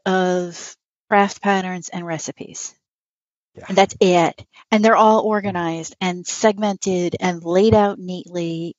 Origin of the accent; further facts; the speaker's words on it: New York City, New York, United States; moved away as an adult; now in Western New York, United States; I grew up in New York City.